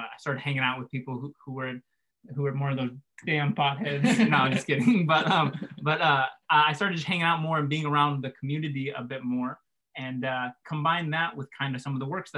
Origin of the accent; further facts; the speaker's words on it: Central Coast, San Luis Obispo / Santa Maria, California, United States; Oh, so I'm from pretty much where we're at now, Central Coast ish. We call it the Central Coast, but really just San Luis Obispo / Santa Maria. But pretty much grown up here my whole